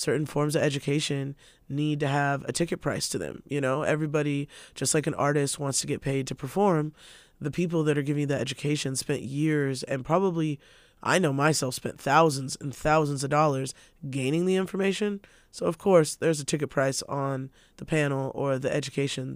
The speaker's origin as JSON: {"language": "English", "town": "Spokane", "region": "Washington", "country": "United States", "tie": "born or raised there", "said": "I'm born and raised in Spokane"}